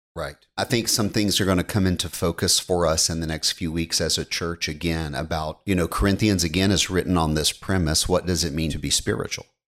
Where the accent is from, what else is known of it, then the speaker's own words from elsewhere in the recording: United States; being an American is ingrained into us